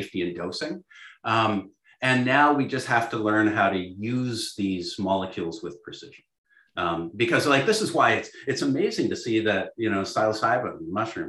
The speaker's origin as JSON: {"language": "English", "country": "Canada", "said": "I'm Canadian"}